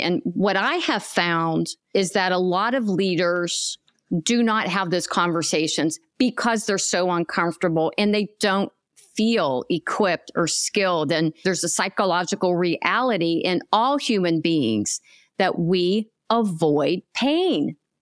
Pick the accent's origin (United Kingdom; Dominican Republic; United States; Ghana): United States; Pennsylvania; moved away as an adult; now in Tampa, United States; a hospital in Pennsylvania, my home state. However, I left my home state about four and a half years ago to come here to Tampa, Florida